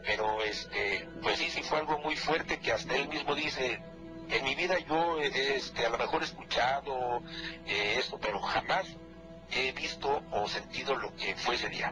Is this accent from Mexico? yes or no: yes; Morelos, Mexico; now in Toluca, Mexico; nosotros por cuestiones de trabajo radicamos aquí en Toluca, pero somos del estado de Morelos